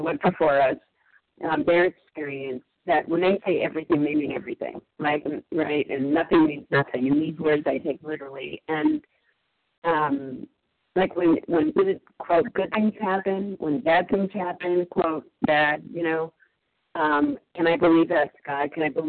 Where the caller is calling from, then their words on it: Massachusetts, United States; I'm calling in from Massachusetts